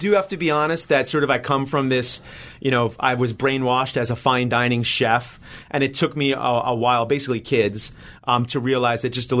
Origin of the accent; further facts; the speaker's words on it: Hempstead, New York, United States; I grew up pretty much right next to Hofstra. Hempstead, New York. That's where I grew up. That's where I'm from. Uniondale and Hempstead.